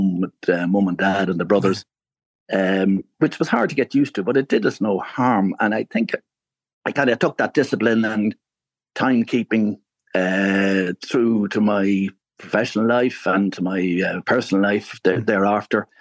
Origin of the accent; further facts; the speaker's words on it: Clogherhead, Leinster, Ireland; now in Laytown, Ireland; I'm originally from Clogherhead in County Louth, which is just north of Drogheda